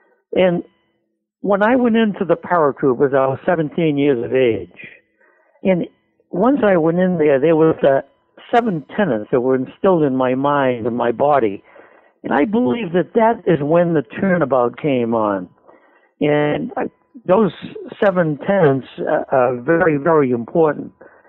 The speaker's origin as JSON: {"language": "English", "town": "Lowell", "region": "Massachusetts", "country": "United States", "tie": "born or raised there", "moved": "as an adult", "lives_now": "Pelham, United States", "said": "the South Common, which is a park in Lowell, only 100 yards from where I was born and brought up on Gorham Street."}